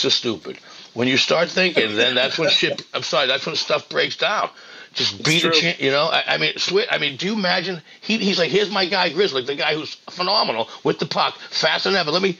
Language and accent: English; Malden, Massachusetts, United States; I'm from Malden